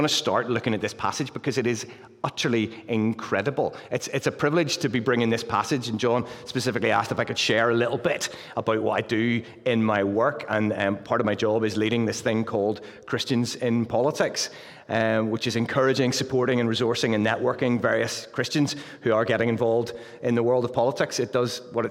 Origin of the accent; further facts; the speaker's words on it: Luton, East of England, United Kingdom; now in Pinhoe, United Kingdom; as you can tell from the accent, I'm from Luton. And happily since April the 12th, we've been residents of Pinhoe